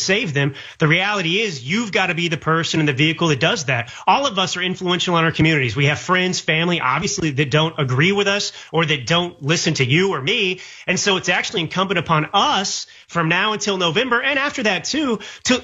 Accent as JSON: {"language": "English", "country": "United States", "said": "as an American"}